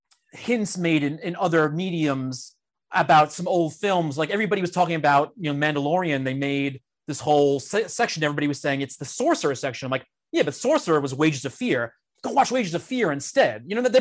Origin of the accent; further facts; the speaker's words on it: Massapequa, New York, United States; moved away as an adult; also born or lived in Forest Hills, Queens; now in Queens, United States; Oh, I was born in Long Island, Massapequa. Stayed there most of my life. I'm in Forest Hills now. I'm in Queens.